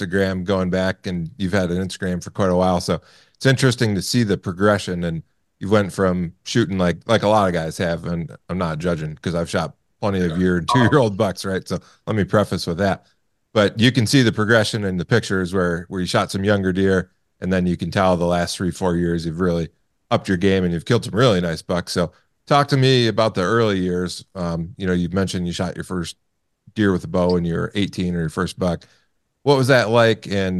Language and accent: English; Michigan, United States; growing up in Michigan